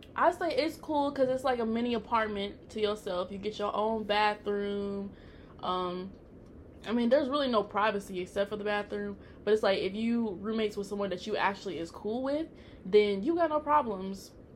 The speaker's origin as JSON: {"language": "English", "region": "Tennessee", "country": "United States", "moved": "yes", "lives_now": "Texas, United States", "said": "I'm originally from Tennessee"}